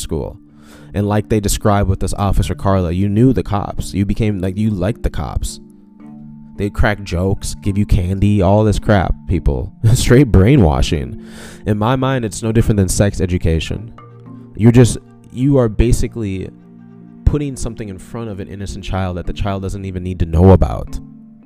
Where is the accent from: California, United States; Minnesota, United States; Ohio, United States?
Minnesota, United States; St. Paul; I grew up in St. Paul, you know, and my parents had moved me to a suburb